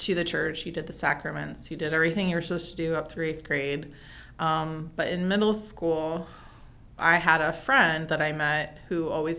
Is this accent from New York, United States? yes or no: no; New Jersey, United States; also born or lived in Pennsylvania / Connecticut; I think I was born outside Philly, Connecticut for 8 years, and then South Jersey, where I went to school for the remaining years, and then college and everything else.